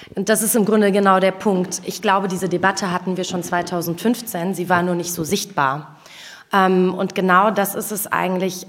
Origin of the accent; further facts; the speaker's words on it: Wuppertal, North Rhine-Westphalia, Germany; moved away as an adult; now in Berlin, Germany; Ich bin in Wuppertal geboren